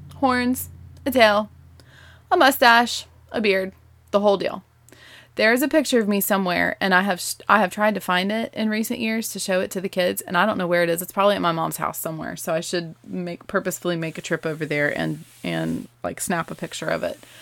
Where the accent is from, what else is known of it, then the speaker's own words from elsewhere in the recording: the South, United States; accent: Southern; I grew up in the South